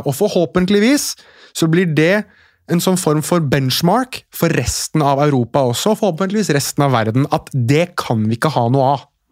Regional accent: Oslo, Norway; jeg er født og oppvokst i Oslo sentrum

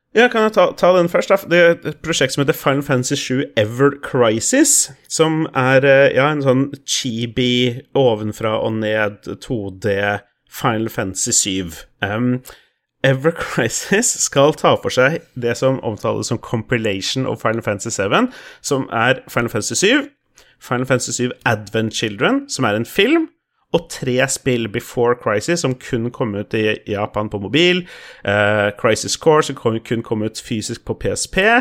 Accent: Moss, Østfold, Norway; er jo mossing, jeg er jo fra Østfold

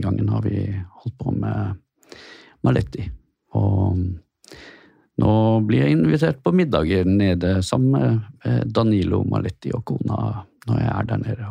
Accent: Askøy, Vestland, Norway; also born or lived in Bergen; jeg får vel si at jeg er fra Askøy.

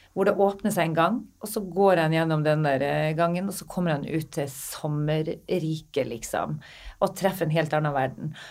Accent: Northern Norway, Norway; Jeg er fra Nord-Norge

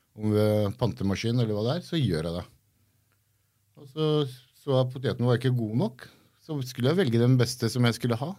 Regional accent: Gressvik, Viken, Norway; also born or lived in Iran; Jeg har vokst opp på Gressvik. Jeg er fra Gressvik.

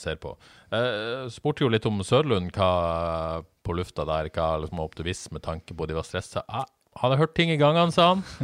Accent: Bodø, Nordland, Norway; moved away; jeg er fra Bodø

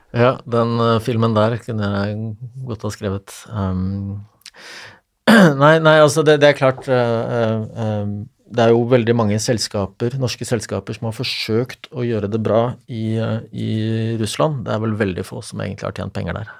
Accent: Eastern Norway, Norway; så er jeg østlending

